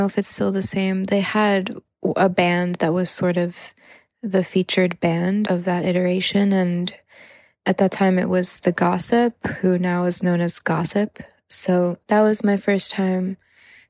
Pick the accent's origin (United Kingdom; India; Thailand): Thailand; growing up in Thailand, I didn't have access to gigs really